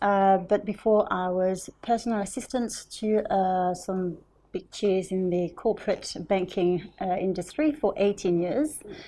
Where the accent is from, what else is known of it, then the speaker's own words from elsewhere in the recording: London, United Kingdom; Yeah, because we're both from South London